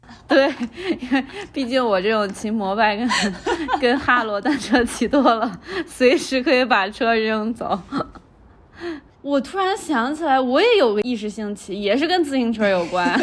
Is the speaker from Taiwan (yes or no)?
no; Shanghai, China; also born or lived in United States; 我们家乡的三毛饼对屋